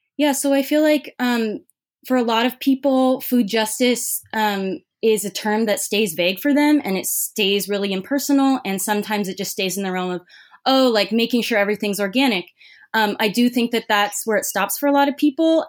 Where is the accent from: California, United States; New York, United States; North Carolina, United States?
California, United States; Irvine; moved away as an adult; also born or lived in Santa Cruz, United States; now in Los Angeles, United States; I grew up in Orange County in Irvine.